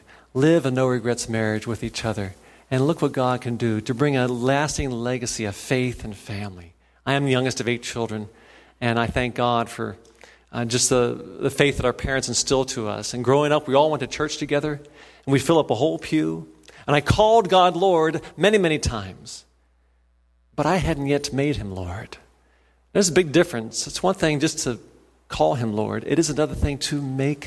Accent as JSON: {"language": "English", "town": "Cincinnati", "region": "Ohio", "country": "United States", "tie": "born or raised there", "also_born_or_lived": "Indiana / Boston, Massachusetts", "said": "I grew up there in Cincinnati"}